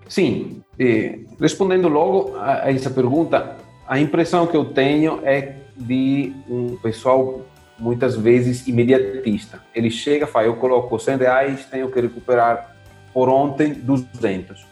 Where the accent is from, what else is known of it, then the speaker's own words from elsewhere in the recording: Italy; Portuguese is a second language; moved away as an adult; now in Brazil; eu sou italiano, moro aqui no Brasil há uns 10 anos